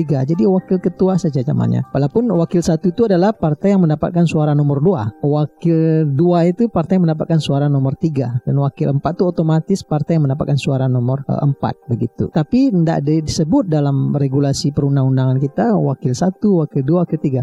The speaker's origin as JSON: {"language": "Indonesian", "town": "Payakumbuh", "region": "West Sumatra", "country": "Indonesia", "tie": "born or raised there", "said": "kampung halaman saya sendiri Kumbu 50 kota"}